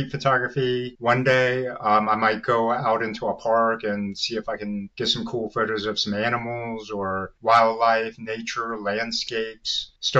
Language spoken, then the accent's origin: English; Virginia, United States; I was born and raised here in the Virginia area